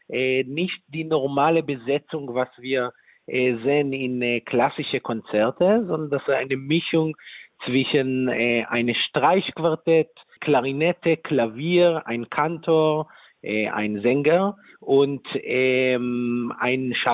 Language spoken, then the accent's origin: German; Israel; German is a second language; ich komme aus Israel selber. Ich bin selber auch eine dritte Generation von Holocaust-Uberlebende. Und äh, in Israel, ich habe einfach vorher gefragt, viele Freunde, viele Familien